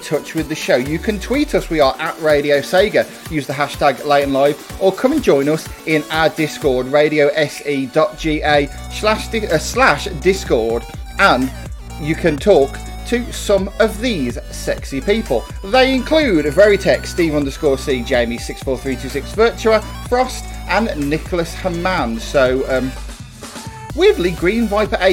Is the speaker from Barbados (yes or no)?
no; United Kingdom; us Brits